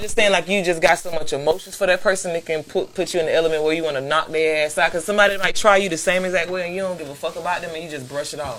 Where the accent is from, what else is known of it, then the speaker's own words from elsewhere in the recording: Florida, United States; I'm a Florida girl. Like I was mm-hmm. born in Florida and everything too